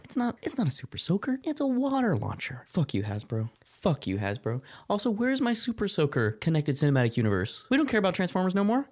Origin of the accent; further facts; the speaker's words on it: Arizona, United States; Growing up in Arizona